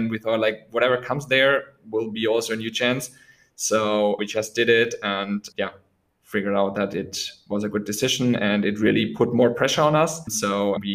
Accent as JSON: {"language": "English", "area": "close to Munich", "region": "Bavaria", "country": "Germany", "tie": "born or raised there", "said": "I was born in Munich born in Germany, close to Munich"}